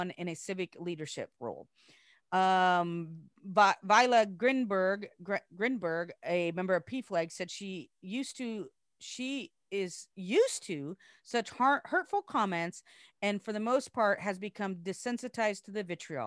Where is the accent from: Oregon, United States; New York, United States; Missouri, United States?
Oregon, United States; near Roseburg; moved away; near my hometown. Near my home stomping grounds, Roseburg